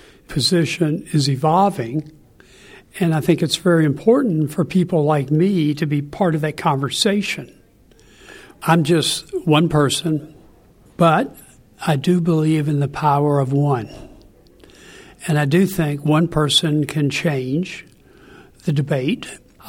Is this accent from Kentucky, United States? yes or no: yes; Kentucky, United States; born or raised there